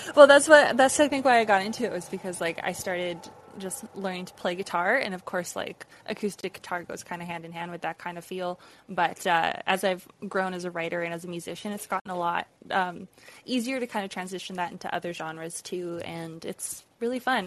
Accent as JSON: {"language": "English", "region": "Alberta", "country": "Canada", "tie": "born or raised there"}